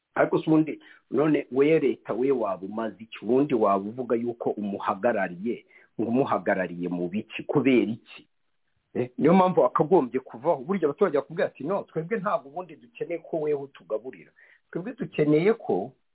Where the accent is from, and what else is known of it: Rwanda